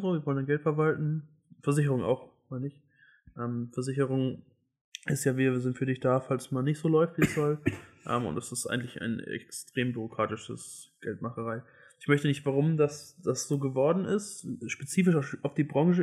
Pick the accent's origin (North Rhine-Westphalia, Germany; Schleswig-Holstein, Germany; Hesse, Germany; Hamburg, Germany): Hamburg, Germany; ich komme aus Hamburg, wir sind hier in Hamburg